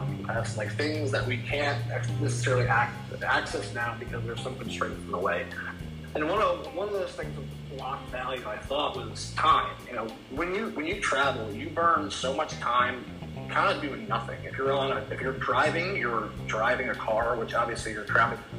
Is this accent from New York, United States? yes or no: yes; New York, United States; I'm from New York originally